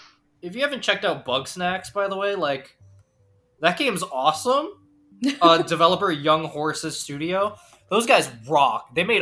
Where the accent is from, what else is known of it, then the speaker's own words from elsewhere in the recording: Canada; we're Canadian.